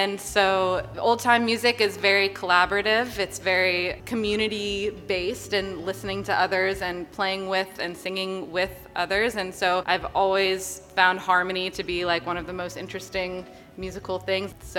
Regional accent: Virginia, United States; I grew up in Virginia

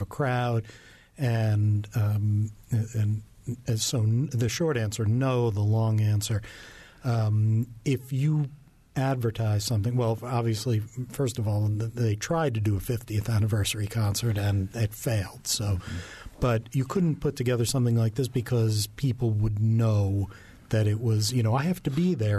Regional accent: New York, United States; I grew up in New York

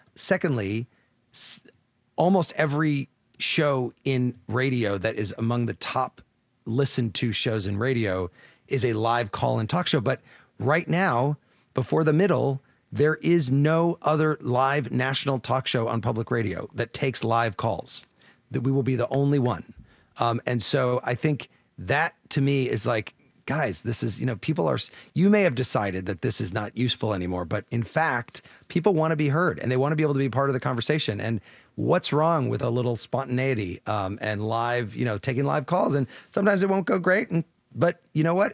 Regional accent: Champaign, Illinois, United States; moved away; from Champaign Urbana, Illinois, my hometown

